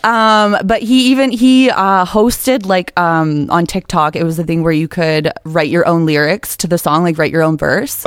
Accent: just outside of Toronto, Ontario, Canada; I am from just outside of Toronto

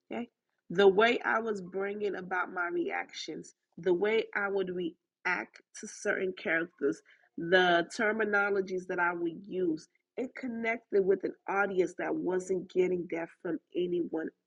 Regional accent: Haiti; accent: Haitian; my accent, the combination of my Haitian accent with my Southern accent, in the Americanness of me

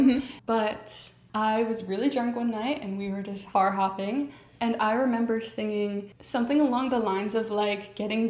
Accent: New York, United States; I'm American and I'm from New York and I'm constantly in a rush.

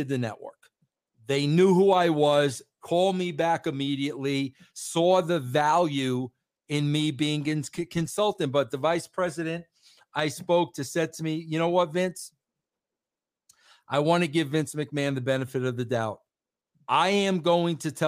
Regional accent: New York, United States; As a New Yorker

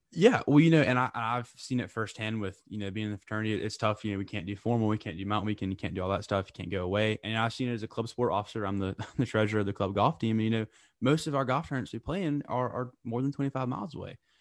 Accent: Lake Wylie, South Carolina, United States; Lake Wiley, South Carolina, originally.

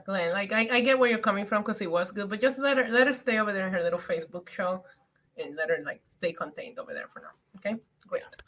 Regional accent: Puerto Rico; When I growing up in Puerto Rico, we would go to the Bacardi factory

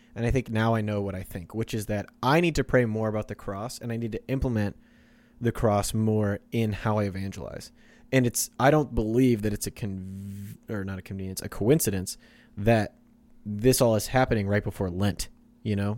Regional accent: Kansas, United States; now in Oklahoma, United States; I'm from Kansas

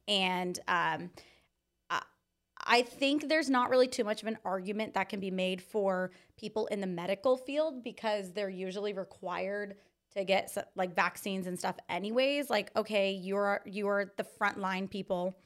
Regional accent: Anza, California, United States; I grew up in Anza, California

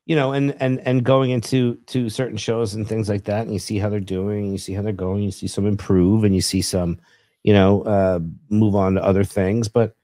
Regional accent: New York, United States; There was a time when I came from Long Island and I worked at a Target.

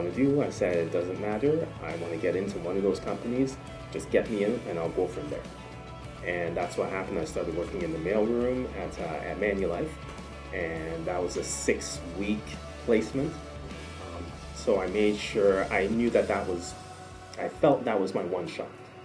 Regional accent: Kitchener, Ontario, Canada; I was raised in Kitchener, Ontario, so Canada is really all I know.

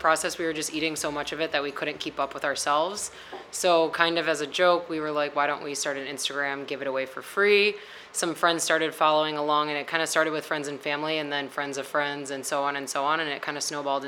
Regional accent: Oak Lawn, Illinois, United States; I represent the South Side. I'm from Oak Lawn. So I actually grew up on Palermo's

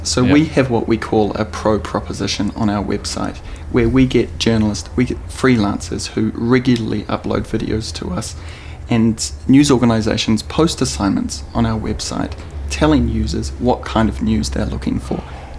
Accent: London, United Kingdom; I'm fresh over from London. I'm here on holiday.

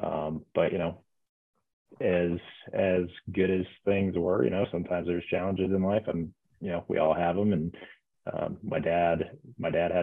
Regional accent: Omaha, Nebraska, United States; moved away as an adult; also born or lived in Lincoln, Nebraska; now in Denver, United States; born and raised in Omaha, Nebraska.

